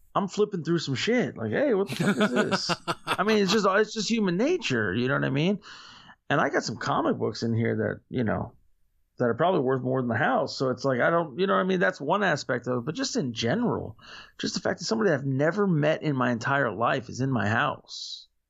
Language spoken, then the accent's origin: English; Florida, United States; I'm from Florida